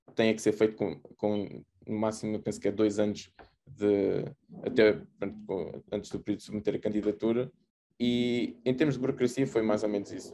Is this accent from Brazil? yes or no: no; Porto, Norte, Portugal; moved away as an adult; also born or lived in Lisbon / France; eu sou do Porto, e no Porto, na altura, ainda o curso de aeroespacial não era assim tão conhecido